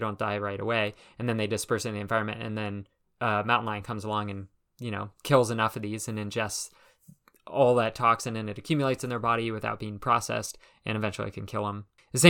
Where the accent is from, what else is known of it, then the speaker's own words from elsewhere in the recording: California, United States; now in Burlington, United States; And so I grew up out in California in a suburb of LA, and it's kind of interesting.